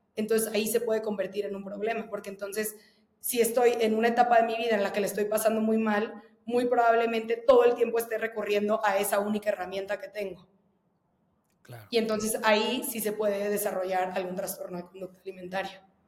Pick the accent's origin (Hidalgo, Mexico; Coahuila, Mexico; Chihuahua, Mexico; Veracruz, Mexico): Veracruz, Mexico; moved away; yo soy de Veracruz y, justo como que creo que el ambiente en el que yo crecí y en el que viví prácticamente, la, bueno, más de la mitad de mi vida